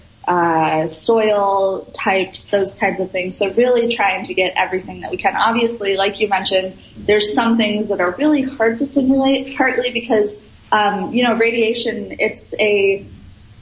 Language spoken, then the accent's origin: English; Minnesota, United States; I'm from Minnesota